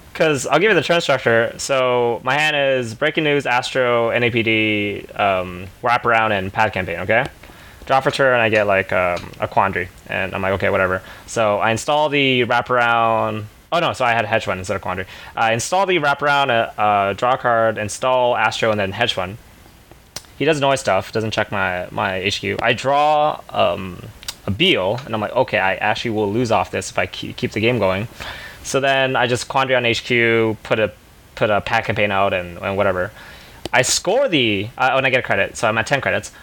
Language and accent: English; Canada; being Canadian